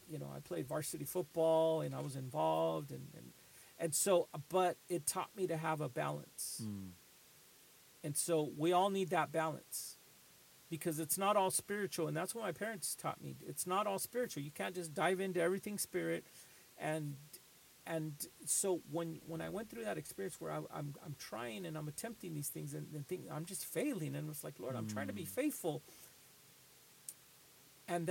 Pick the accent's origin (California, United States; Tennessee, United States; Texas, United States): California, United States; Los Angeles; now in Boston, United States; I grew up in Los Angeles when the Rodney King riots